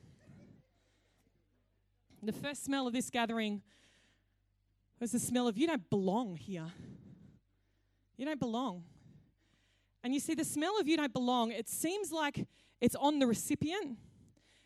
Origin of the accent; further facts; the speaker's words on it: Cowra, New South Wales, Australia; When I grew up in Cowra, it was a great day when KFC came to town